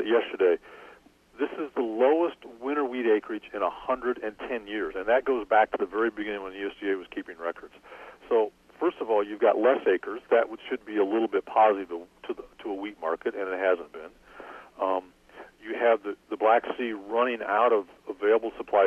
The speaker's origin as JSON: {"language": "English", "region": "Iowa", "country": "United States", "tie": "born or raised there", "moved": "yes", "lives_now": "Illinois, United States", "said": "I grew up in Iowa"}